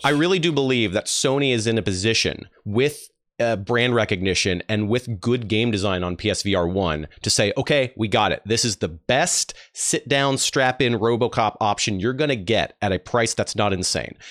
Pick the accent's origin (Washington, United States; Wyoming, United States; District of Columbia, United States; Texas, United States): Texas, United States; Dallas; I was raised in Dallas, Texas